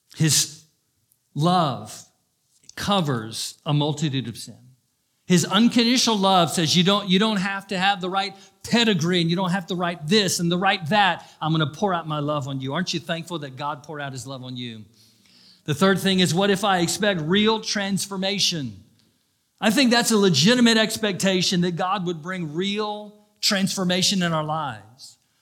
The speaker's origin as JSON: {"language": "English", "town": "Daytona Beach", "region": "Florida", "country": "United States", "tie": "born or raised there", "said": "I grew up in Daytona Beach."}